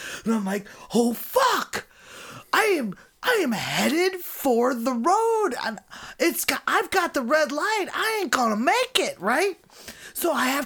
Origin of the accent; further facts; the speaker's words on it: Chicago, Illinois, United States; I'm from Chicago